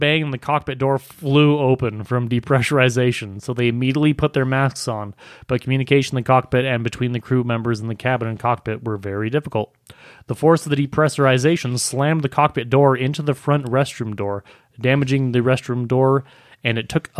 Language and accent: English; Minnesota, United States; I'm from southern Minnesota. Right. So, you know, but in Nova Scotia, in Minnesota, man, we talk.